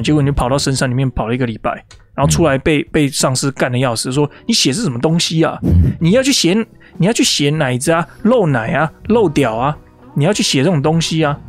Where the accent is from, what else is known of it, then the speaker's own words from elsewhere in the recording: Taiwan; now in United States; 我是台， 我是台湾人